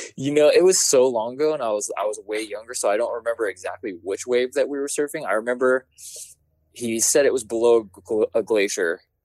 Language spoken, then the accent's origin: English; Denver, Colorado, United States; also born or lived in Golden, Colorado; I'm from Denver, Colorado